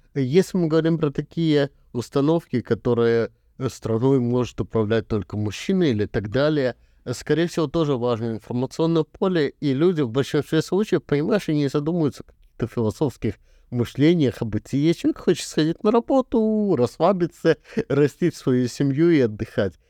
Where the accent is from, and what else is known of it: Belarus